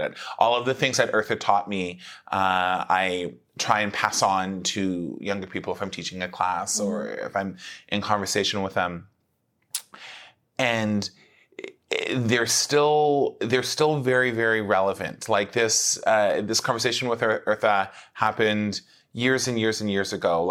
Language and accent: English; Mississauga, Ontario, Canada; now in Toronto, Canada; when I started doing theater when I was growing up in Mississauga